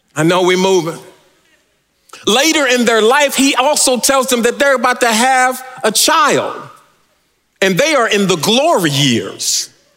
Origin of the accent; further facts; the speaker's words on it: California, United States; I'm from California.